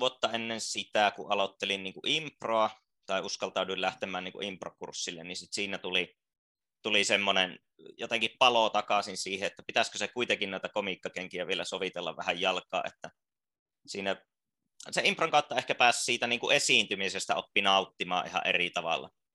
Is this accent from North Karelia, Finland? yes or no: yes; Joensuu, North Karelia, Finland; moved away; Joensuusta on siis, Joensuusta, joo. Paljasjalkainen